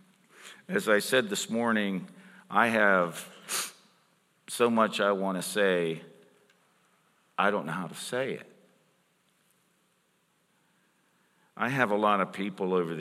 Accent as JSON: {"language": "English", "town": "Pittsburgh", "region": "Pennsylvania", "country": "United States", "said": "I'm from Pittsburgh"}